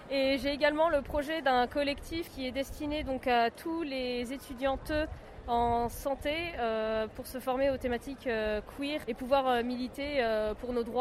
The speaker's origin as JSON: {"language": "French", "town": "Nantes", "region": "Pays de la Loire", "country": "France", "said": "j'ai 20 ans. Donc euh, je viens de Nantes aussi"}